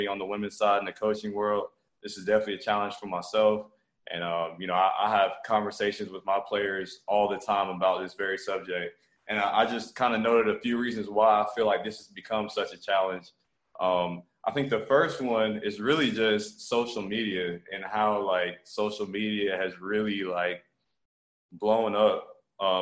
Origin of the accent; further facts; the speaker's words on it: Montgomery, Alabama, United States; also born or lived in Okinawa, Japan; I was born in Okinawa, Japan, to a military family. Moved to Montgomery, Alabama when I was 2 years old. Grew up here, you know, all the way through high school